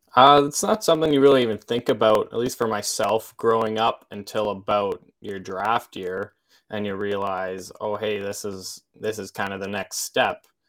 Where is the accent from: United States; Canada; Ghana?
Canada; Olds, Alberta; also born or lived in Saskatoon, Saskatchewan; from Olds, Alberta